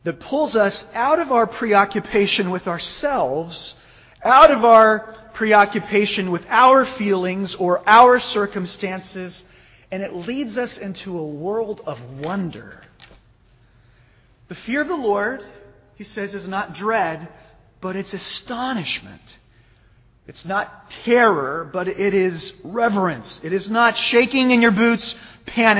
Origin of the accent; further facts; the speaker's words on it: Phoenix, Arizona, United States; I grew up in Phoenix